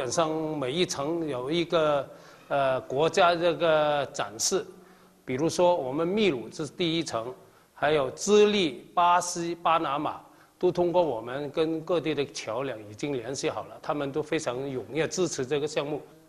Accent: Kaiping, Guangdong, China; now in Peru; 这是我们家乡的咸咸汤圆，啊，在我们岳山这里呢，这个我们开平呢，一般吃个汤圆就是冬至、大年三十这个早餐，我们一般都吃的。

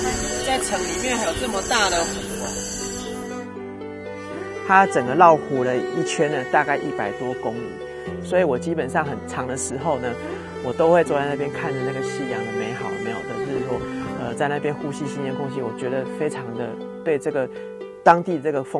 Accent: Taiwan; moved away as an adult; now in Wuhan, China; 哇喜台湾狼啊！

